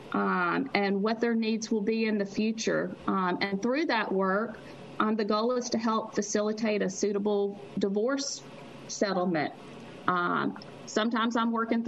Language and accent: English; Mississippi, United States; I am from Mississippi